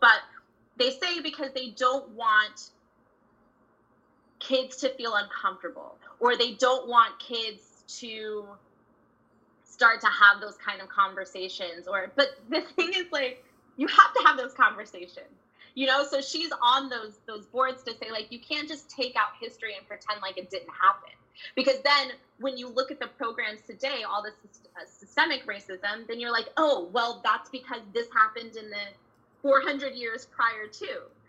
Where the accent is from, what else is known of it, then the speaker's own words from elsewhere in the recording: Dallas, Texas, United States; moved away as an adult; now in California, United States; growing up in Dallas in the 80s, 90s, early 2000s versus being here in California in 2020